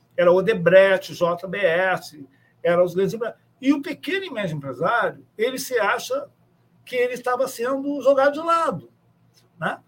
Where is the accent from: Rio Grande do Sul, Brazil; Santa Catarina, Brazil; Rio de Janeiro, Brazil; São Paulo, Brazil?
Rio Grande do Sul, Brazil; São Borja; eu sou de São Borja